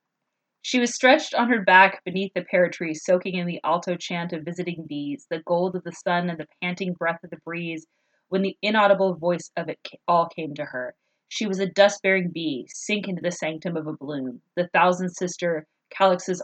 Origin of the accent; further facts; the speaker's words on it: Southern California, United States; I grew up in Southern California